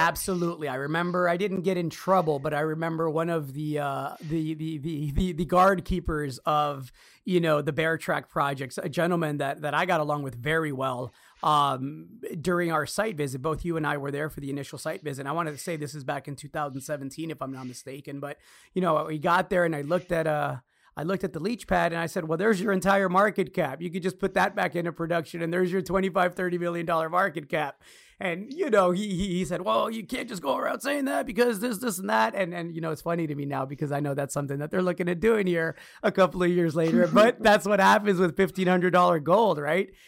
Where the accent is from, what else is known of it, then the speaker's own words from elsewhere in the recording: Austin, Texas, United States; here in my hometown